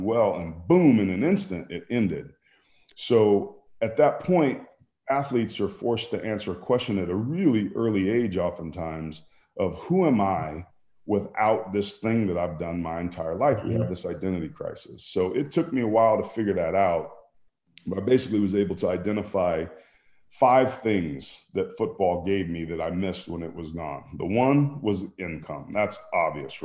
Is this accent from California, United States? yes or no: yes; Bay Area, California, United States; I grew up in the Bay Area.